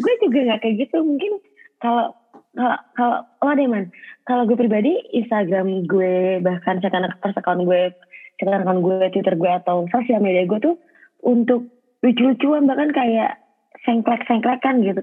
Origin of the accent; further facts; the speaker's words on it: Bekasi, West Java, Indonesia; gue orang Bekasi